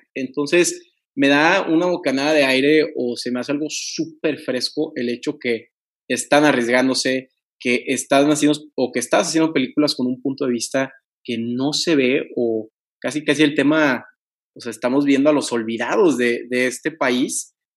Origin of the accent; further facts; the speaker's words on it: Tampico, Tamaulipas, Mexico; moved away as an adult; now in Monterrey, Mexico; yo soy originario de Tampico y me voy a estudiar igual derecho al TEC eh, eh, aquí en Monterrey